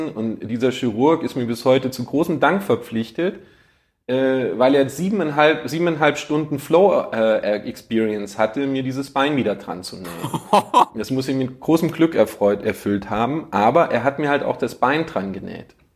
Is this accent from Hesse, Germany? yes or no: yes; Marburg, Hesse, Germany; also born or lived in Brussels, Belgium; geboren in Brüssel, aufgewachsen in Oberhessen, in Marburg an der Lahn.